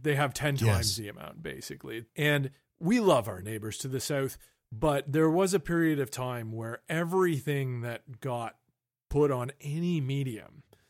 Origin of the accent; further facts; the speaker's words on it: Toronto, Ontario, Canada; where we talked a lot about radio and where we grew up in Toronto, the different stations and kind of the different formats that they had.